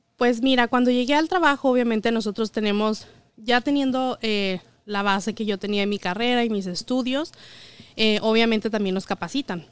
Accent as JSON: {"language": "Spanish", "region": "Chihuahua", "country": "Mexico", "moved": "as an adult", "lives_now": "United States", "said": "yo soy de Chihuahua, eh, soy contadora egresada de la Universidad Autónoma de Chihuahua y llegué aquí hace ocho años"}